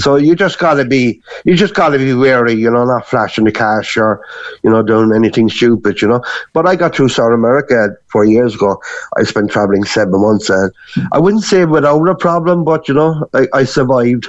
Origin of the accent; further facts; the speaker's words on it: Cork, Munster, Ireland; moved away as an adult; also born or lived in Gran Canaria; now in Canary Islands, Spain; I'm actually from Albert Road in Cork City